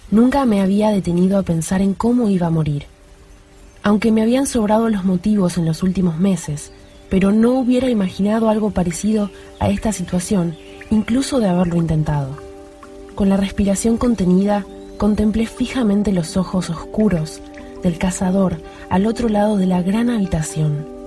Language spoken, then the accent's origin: Spanish; Buenos Aires, Argentina; soy de Argentina, Buenos Aires.